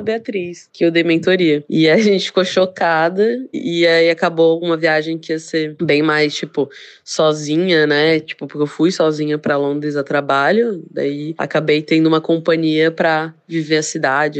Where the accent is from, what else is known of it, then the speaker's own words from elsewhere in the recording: Porto Velho, Rondônia, Brazil; now in Florianópolis, Brazil; Eu moro em Florianópolis, aqui no sul, Santa Catarina, mas eu nasci em Porto Velho, Rondônia.